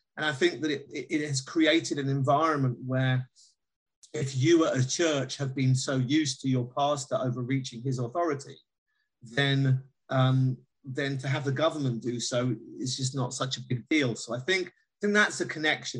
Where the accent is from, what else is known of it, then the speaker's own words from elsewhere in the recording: United Kingdom; as a Brit